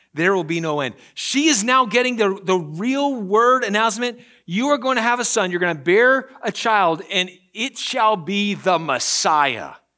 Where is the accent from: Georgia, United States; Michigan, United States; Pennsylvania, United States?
Pennsylvania, United States; moved away; I'm from Pennsylvania.